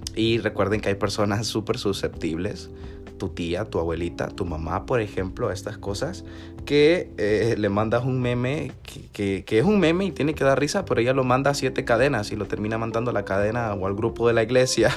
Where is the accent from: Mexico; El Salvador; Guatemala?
El Salvador; como salvadoreños. Somos fuertes, somos cachimbones